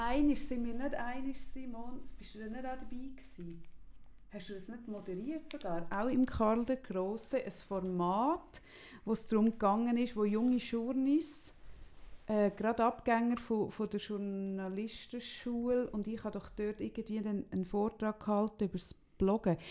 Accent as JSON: {"language": "German", "country": "Switzerland", "said": "bei uns in der Schweiz"}